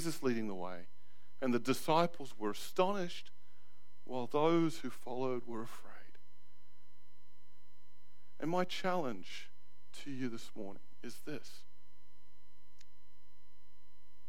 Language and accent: English; Australia; moved away as an adult; now in New Zealand; as an Aussie, the residency doesn't work because I've come in here after a certain time.